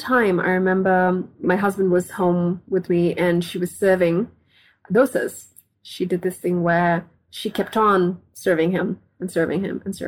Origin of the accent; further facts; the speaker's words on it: Chennai, Tamil Nadu, India; I was born in Chennai